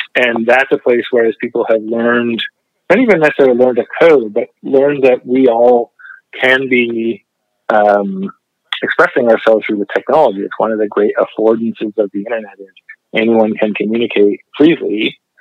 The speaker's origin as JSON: {"language": "English", "country": "Canada", "said": "I, grew up studying communications, being a documentary filmmaker and a community video activist in Canada"}